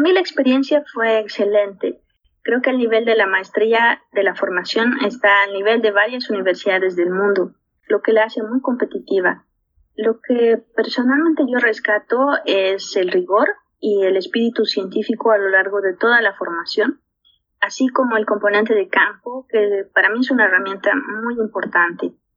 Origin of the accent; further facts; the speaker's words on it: La Paz, Bolivia; also born or lived in Montpellier, France; nací a los 3.600 metros sobre el nivel del mar en lo que es la ciudad de La Paz. Es una ciudad eh, en Bolivia